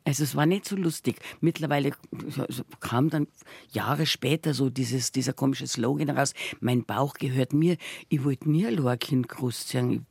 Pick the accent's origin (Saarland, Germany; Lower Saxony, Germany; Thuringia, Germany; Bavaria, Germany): Bavaria, Germany; Munich; Und dann bin ich im Waldfluss aufgewachsen und ich war